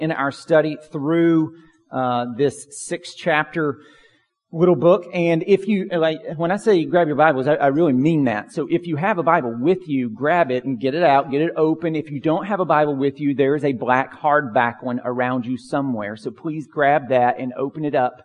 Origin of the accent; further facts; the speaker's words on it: Pine Log, United States; growing up in Pine Log